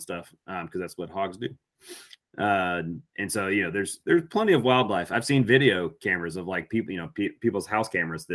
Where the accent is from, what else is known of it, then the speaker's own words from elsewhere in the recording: Alabama, United States; growing up in Alabama